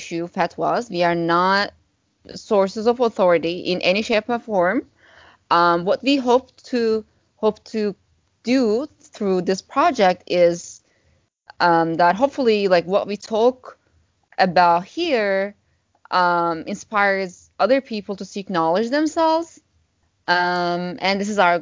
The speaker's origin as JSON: {"language": "English", "country": "Turkey", "also_born_or_lived": "United States / London", "moved": "as an adult", "said": "I'm originally from Turkey, and I was studying abroad in the U.S."}